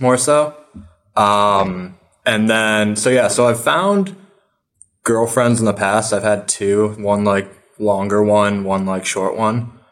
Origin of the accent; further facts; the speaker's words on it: upstate New York, United States; now in New York City, United States; I'm from upstate New York